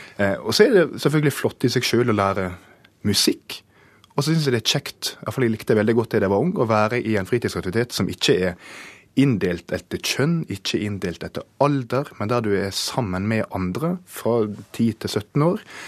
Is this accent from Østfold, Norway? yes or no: no; Nordfjord, Vestland, Norway; det er barndommen min i Nordfjord skolekorps